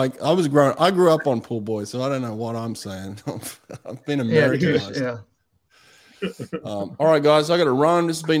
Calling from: Delaware, United States; Listen, I'm coming live from Delaware.

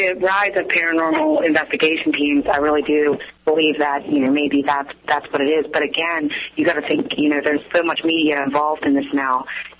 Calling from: Pittsburgh, Pennsylvania, United States; I'm calling from Pittsburgh.

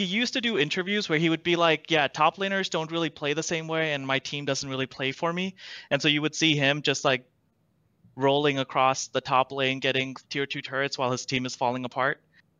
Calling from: Madison, Wisconsin, United States; Wisconsin, Madison, Wisconsin.

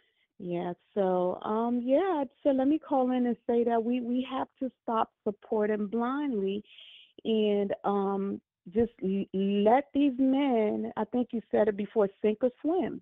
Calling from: Maryland, United States; I'm calling from Maryland.

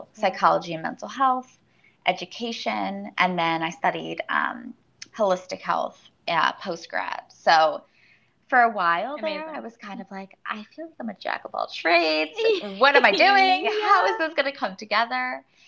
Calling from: New York City, New York, United States; I am calling from New York City.

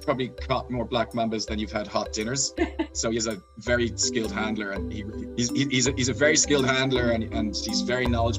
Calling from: Pietermaritzburg, KwaZulu-Natal, South Africa; So I'm joining from my office on campus. It's a town called Pietermaritzburg in KwaZulu-Natal. It's the capital of the province

